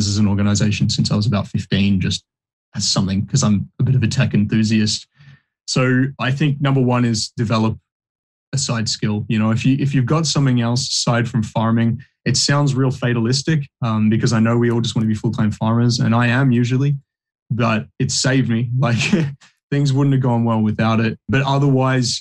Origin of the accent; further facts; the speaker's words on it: Bendigo, Victoria, Australia; moved away as an adult; also born or lived in New Zealand; I grew up in Bendigo